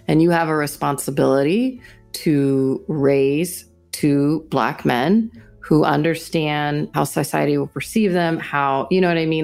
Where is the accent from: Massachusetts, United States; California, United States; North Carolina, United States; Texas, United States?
Texas, United States; Houston; I'm from Houston. My family is a working class family